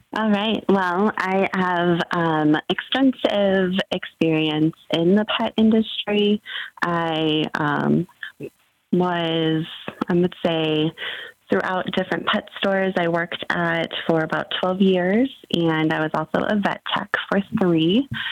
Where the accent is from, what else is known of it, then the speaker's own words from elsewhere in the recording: San Bernardino, California, United States; I grew up in Southern California.